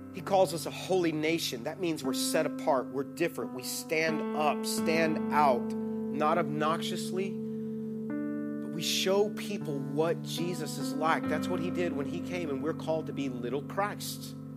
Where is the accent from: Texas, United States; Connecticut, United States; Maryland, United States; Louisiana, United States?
Texas, United States; I'm from Texas